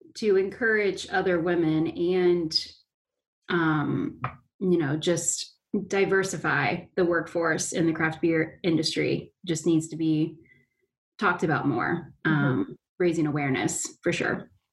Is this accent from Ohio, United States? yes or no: yes; Fairfield, Ohio, United States; I'm from Fairfield